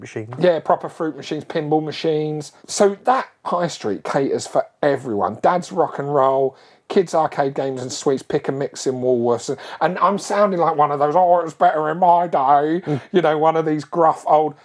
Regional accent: Barkingside, London, United Kingdom; when I was a kid, I grew up in Barkingside in Essex, which is sort of on the board was on the border of East London and uh, uh Essex and East London

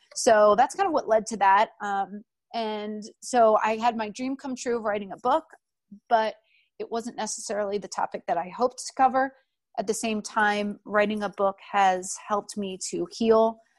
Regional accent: outside of Philadelphia, Pennsylvania, United States; moved away as an adult; also born or lived in North Carolina; I grew up outside of Philadelphia

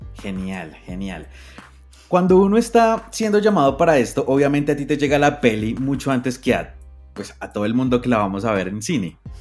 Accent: Colombia; como colombiano me siento muy orgulloso

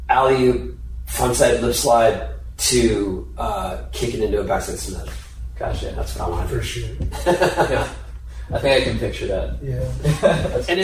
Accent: San Diego, California, United States; I grew up in San Diego.

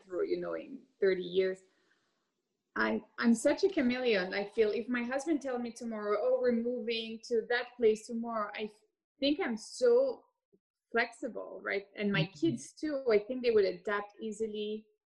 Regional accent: Geneva, Switzerland; moved away as an adult; also born or lived in Hong Kong / London; I grew up in Geneva, Switzerland

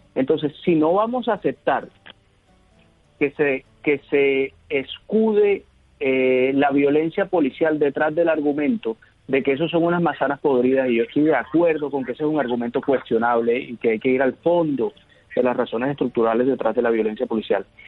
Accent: Barranquilla, Atlántico, Colombia; como barranquillero la quiero mucho porque es una aerolínea que nace en esta ciudad

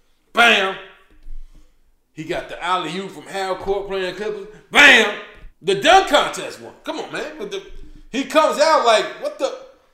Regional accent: Chicago, Illinois, United States; I'm from Chicago

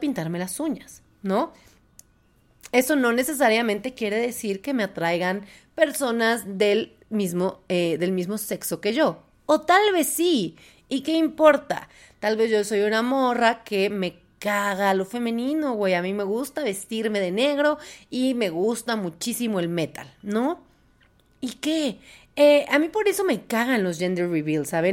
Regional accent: Puebla, Mexico; yo soy de Puebla

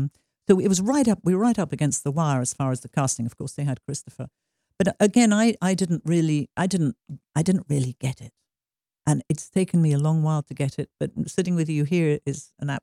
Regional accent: England, United Kingdom; You have to remember that in England, I was brought up on Saturday morning cinema, but it was The Lone Ranger, and it was stuff like that.

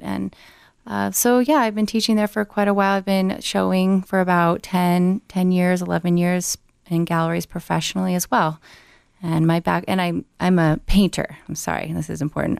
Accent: Glenwood Springs, Colorado, United States; now in Denver, United States; I'm originally from Glenwood Springs, Colorado

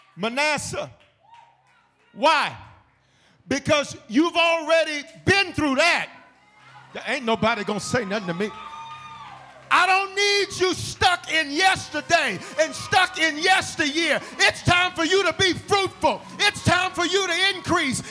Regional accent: the South, United States; I'm from the South

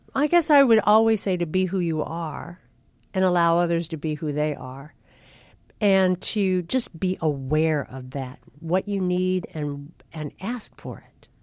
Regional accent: California, United States; also born or lived in Kansas; I was born in the Midwest, but I was raised in California by a strict Midwestern father

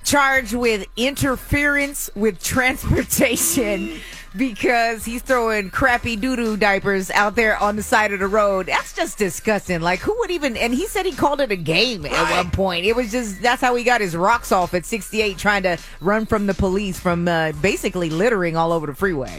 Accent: the Bay Area, California, United States; I'm from the Bay

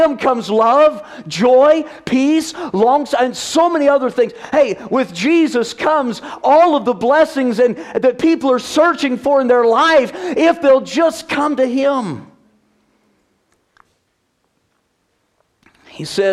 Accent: the South, United States; moved away as an adult; now in California, United States; growing up in the South

